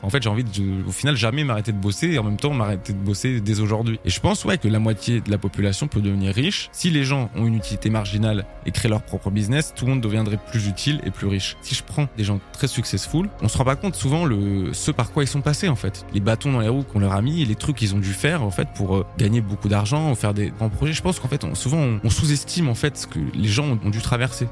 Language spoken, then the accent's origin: French; France; je suis français